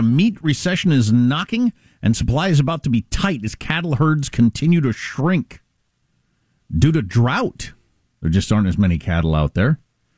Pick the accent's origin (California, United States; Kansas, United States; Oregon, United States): Kansas, United States; moved away; Kansas, my home state, where I worked in the feedlots